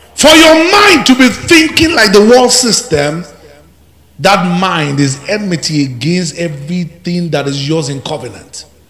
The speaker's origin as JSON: {"language": "English", "town": "Ilorin", "region": "Kwara", "country": "Nigeria", "tie": "born or raised there", "said": "I grew up among Muslims. I grew up in Ilorin"}